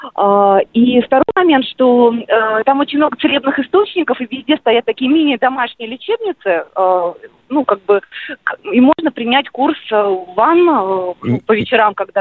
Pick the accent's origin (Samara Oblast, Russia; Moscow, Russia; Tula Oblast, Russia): Moscow, Russia; Я сама из Москвы